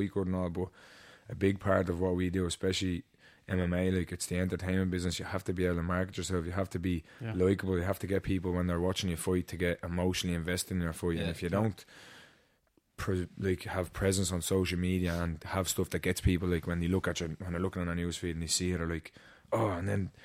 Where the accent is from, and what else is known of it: Ireland